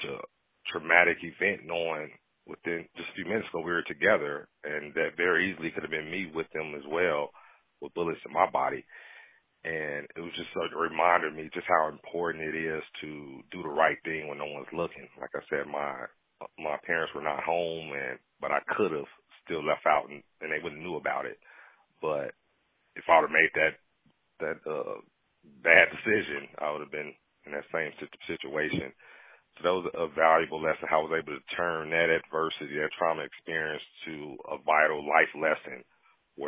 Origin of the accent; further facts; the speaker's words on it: Gary, Indiana, United States; growing up in Gary, growing up poor or fatherless